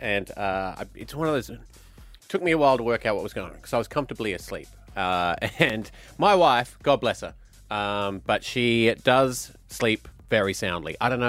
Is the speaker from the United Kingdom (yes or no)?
yes; Glasgow, Scotland, United Kingdom; I'm from Glasgow